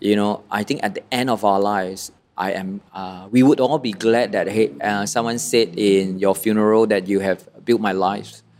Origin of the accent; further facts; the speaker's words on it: Malaysia; also born or lived in Kuala Lumpur; I'm born a Malaysian